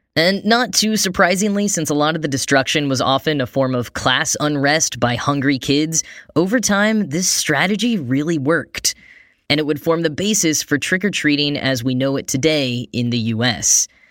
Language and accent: English; Texas, United States; growing up in Texas